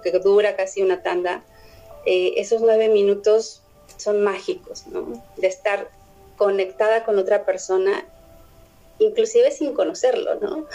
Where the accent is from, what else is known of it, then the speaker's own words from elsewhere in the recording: Mexico City, Mexico; los defeños, los que somos del Def